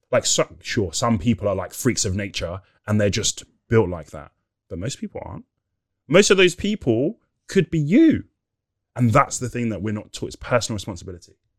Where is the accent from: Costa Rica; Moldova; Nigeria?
Nigeria; We're Nigerian